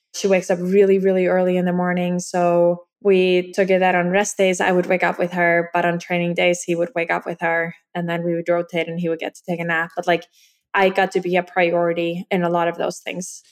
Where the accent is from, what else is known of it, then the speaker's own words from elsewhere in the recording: Iceland; I'm from Iceland